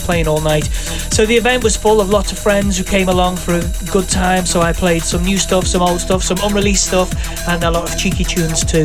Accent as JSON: {"language": "English", "town": "Liverpool", "region": "North West England", "country": "United Kingdom", "tie": "born or raised there", "said": "Liverpool was my hometown"}